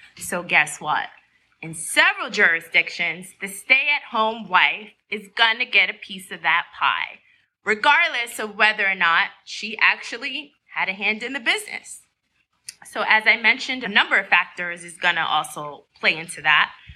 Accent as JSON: {"language": "English", "region": "New York", "country": "United States", "said": "I'm a New Yorker"}